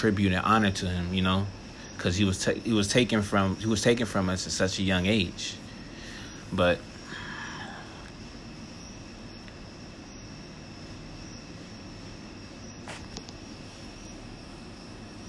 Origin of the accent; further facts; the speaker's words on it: Apollo Beach, Florida, United States; also born or lived in Baltimore, Maryland / Fort Lauderdale, Florida; We moved to a little suburban town outside of Tampa called Apollo Beach. It was cool. You know, I finished elementary, middle, high school there.